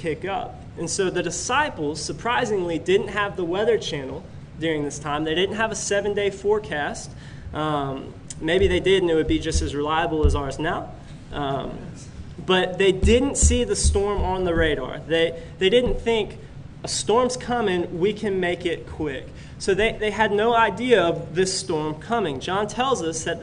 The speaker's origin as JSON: {"language": "English", "town": "Pensacola", "region": "Florida", "country": "United States", "tie": "born or raised there", "said": "I grew up in Pensacola, Florida"}